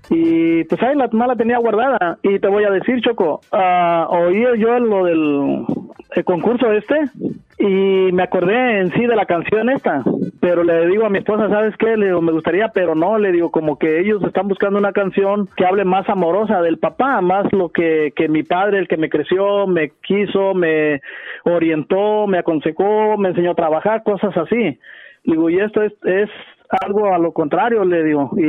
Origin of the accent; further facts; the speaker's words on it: Nayarit, Mexico; Yo soy de Nayarit, ah, de, México.